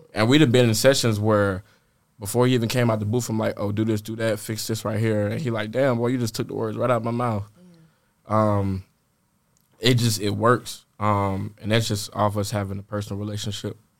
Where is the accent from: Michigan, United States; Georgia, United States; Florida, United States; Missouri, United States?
Georgia, United States; Atlanta; born or raised there; also born or lived in Richmond, Virginia